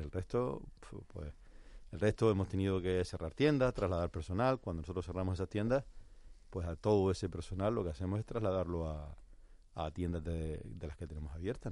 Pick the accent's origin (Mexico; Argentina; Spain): Spain; Canary Islands; nosotros como canarios